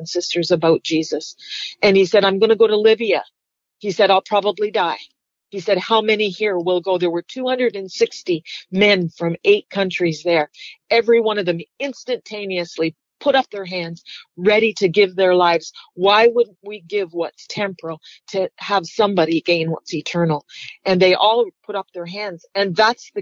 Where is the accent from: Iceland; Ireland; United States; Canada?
Canada; I'm Canadian